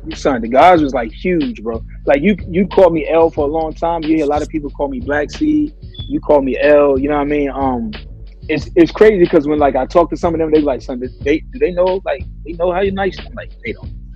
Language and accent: English; the South, United States; I was born in the South, like born in the South